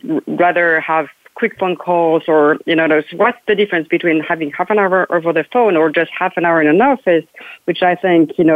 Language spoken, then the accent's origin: English; France; now in United States; I'm from France originally.